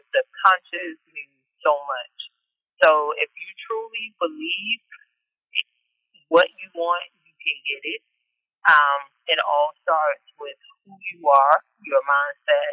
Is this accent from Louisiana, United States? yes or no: yes; Northeast Louisiana, United States; now in Maryland, United States; I am originally born and raised in Northeast Louisiana